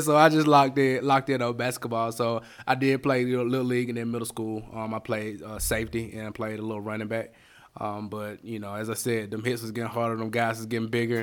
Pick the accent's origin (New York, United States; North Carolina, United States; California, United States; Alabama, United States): Alabama, United States; Bessemer; also born or lived in Berea, Kentucky; now in Birmingham, United States; born in Bessemer, Alabama. I was raised in Bessemer, Alabama